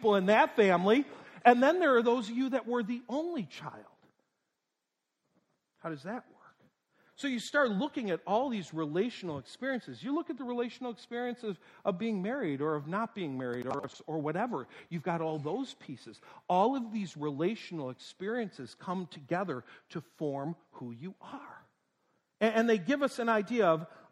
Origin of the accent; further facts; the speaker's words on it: North Tonawanda, New York, United States; moved away; I was born in Western New York, North Tonawanda, New York, right between Buffalo and Niagara Falls.